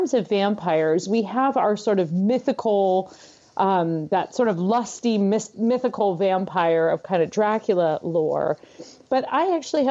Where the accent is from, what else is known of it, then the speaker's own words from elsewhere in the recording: San Francisco Bay Area, California, United States; moved away as an adult; now in Minnesota, United States; I'm originally from California, so I've spent most of my life in the San Francisco Bay Area.